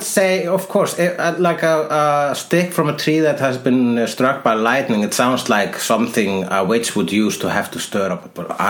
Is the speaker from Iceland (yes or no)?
yes; Iceland; I am Icelandic.